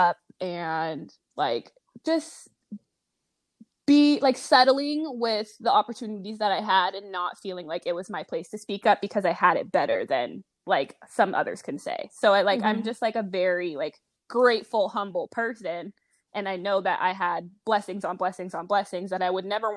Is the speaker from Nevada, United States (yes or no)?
yes; Las Vegas, Nevada, United States; moved away as an adult; now in Los Angeles, United States; I was born and raised in Las Vegas, Nevada. I'm currently living in Los Angeles.